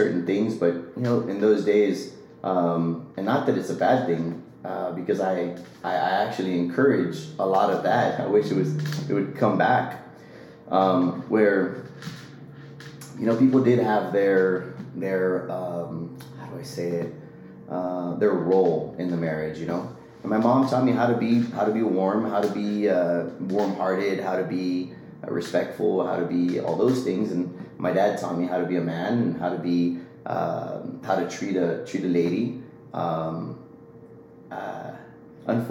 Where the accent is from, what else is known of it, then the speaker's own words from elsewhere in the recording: Los Fresnos, Texas, United States; So I'm from a small town down in South Texas called Los Fresnos. Nobody knows it, so I always say that I'm from Brownsville because it's a little bit bigger. Grew up down there